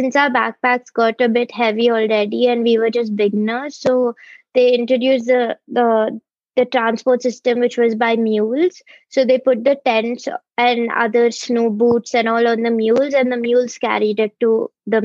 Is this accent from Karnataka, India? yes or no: yes; Bangalore, Karnataka, India; I'm from Bangalore